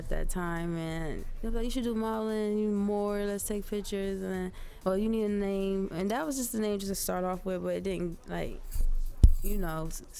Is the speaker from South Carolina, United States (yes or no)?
yes; Lake City, South Carolina, United States; accent: heavy Southern; moved away as an adult; also born or lived in Paterson, New Jersey; now in New Jersey, United States; I'm from Lake City, South Carolina, Florence area